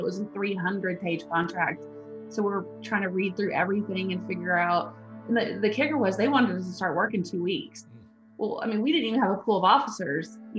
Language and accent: English; Abilene, Texas, United States; I'm actually from Abilene, Texas, originally, about 2 hours west of here